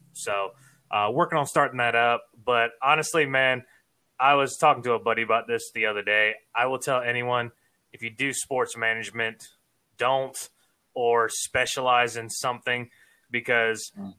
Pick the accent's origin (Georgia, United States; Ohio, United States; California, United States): Georgia, United States; Savannah; moved away as an adult; now in Florida, United States; I'm originally from Savannah. Actually, I was born and raised there